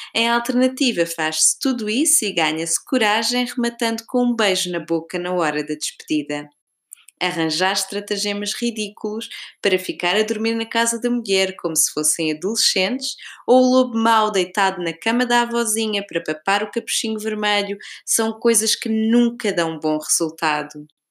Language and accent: Portuguese; Portugal; moved away; pergunta-me de onde sou e quando digo Portugal